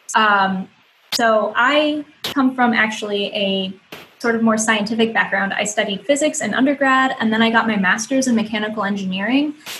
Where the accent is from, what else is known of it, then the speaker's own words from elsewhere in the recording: Ohio, United States; I moved across the country back to my home state, um, which is so amazing. I love. I'm I'm in uh, Toledo, Ohio